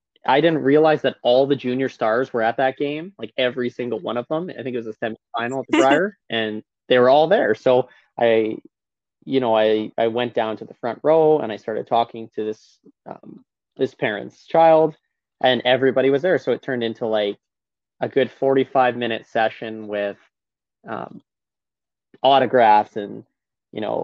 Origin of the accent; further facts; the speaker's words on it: Lacombe, Alberta, Canada; in Lacombe in my hometown in Alberta